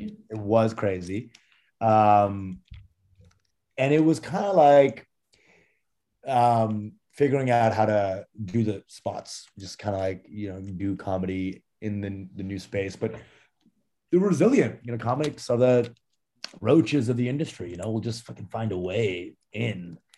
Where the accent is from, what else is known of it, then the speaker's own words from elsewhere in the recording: Canada; born there; and I was born in Canada on a farm.